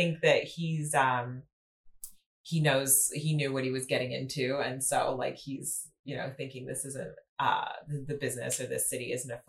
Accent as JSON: {"language": "English", "town": "Seattle", "region": "Washington", "country": "United States", "tie": "born or raised there", "also_born_or_lived": "Boise", "said": "I was born in Boise, Idaho. We moved to Seattle when I was about 4 years old, around 3 or 4 years old, and grew up in the Pacific Northwest"}